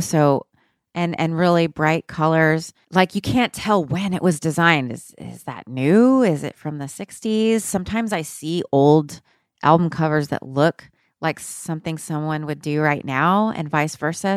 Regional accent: United States; I'm American. Um, I'm a Mexican lady

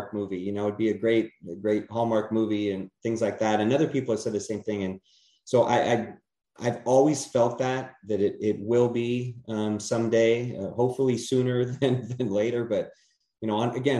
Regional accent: California, United States; moved away; I'm originally from California

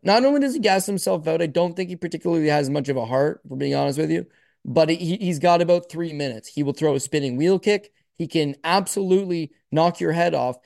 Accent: Canada; I'm born in Canada. My parents are born in Canada. I'm Canadian

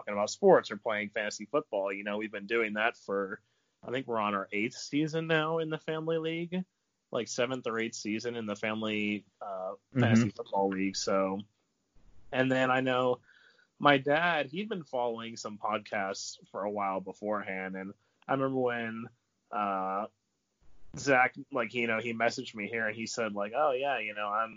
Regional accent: North Carolina, United States; I'm from North Carolina

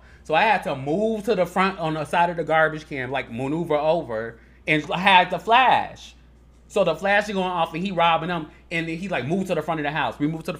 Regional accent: Chicago, Illinois, United States; Like, growing up in Chicago is so different than anywhere else.

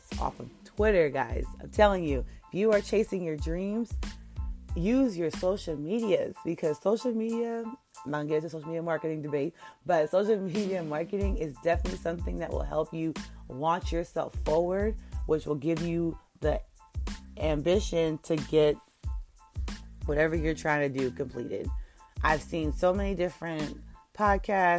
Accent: New York, United States; I'm from New York, so our high schools like to really get out around June

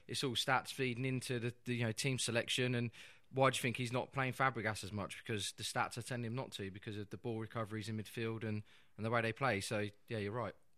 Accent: Peterborough, East of England, United Kingdom; growing up in Peterborough, there's a lot of Italians there

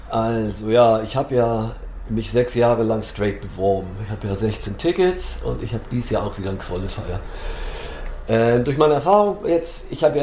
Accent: Duisburg, North Rhine-Westphalia, Germany; ich komme aus Duisburg.

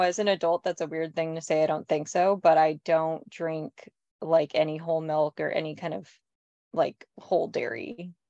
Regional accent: California, United States; moved away as an adult; also born or lived in New York; I'm from California and I lived in New York for a decade

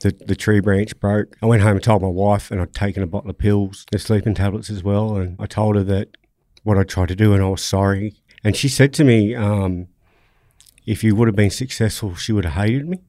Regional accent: Sydney, New South Wales, Australia; I grew up in, in Nawi, Roselands area

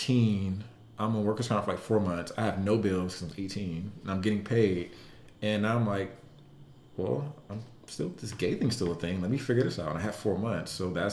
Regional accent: Atlanta, Georgia, United States; I'm from Atlanta

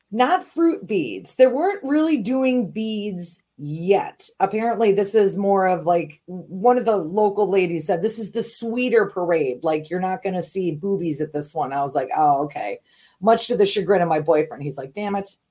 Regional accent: St. Paul, Minnesota, United States; also born or lived in Virginia; was born in St. Paul

